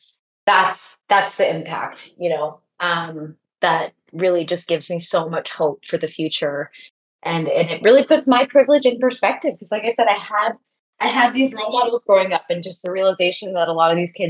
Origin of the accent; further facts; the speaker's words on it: Bay Area, California, United States; I grew up in the Bay Area